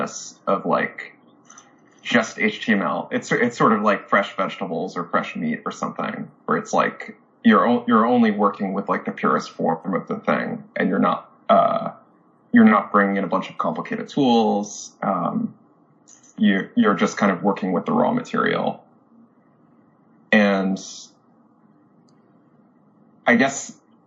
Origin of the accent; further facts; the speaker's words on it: New Jersey, United States; I grew up in New Jersey, not too far from the lab